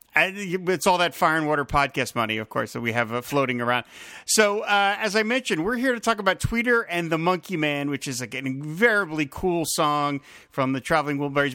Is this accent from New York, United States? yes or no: no; New Jersey, United States; having lived in New Jersey my whole life